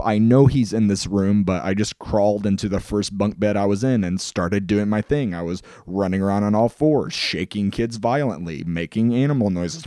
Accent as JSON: {"language": "English", "town": "Mustang", "region": "Oklahoma", "country": "United States", "tie": "born or raised there", "also_born_or_lived": "Illinois", "moved": "yes", "said": "I grew up in a town called Mustang, Oklahoma."}